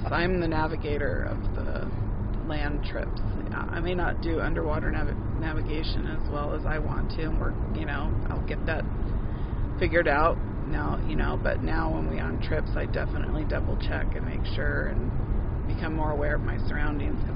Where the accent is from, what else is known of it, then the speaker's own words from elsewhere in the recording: Boise, Idaho, United States; I didn't grow up in a in a big city and I grew up in Boise